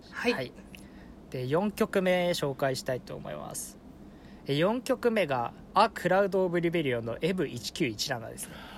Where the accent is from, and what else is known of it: Fukushima, Japan; born or raised there